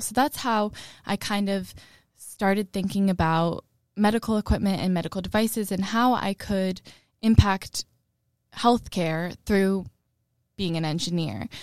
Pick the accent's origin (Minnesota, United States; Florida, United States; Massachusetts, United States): Massachusetts, United States; Malden; growing up in Malden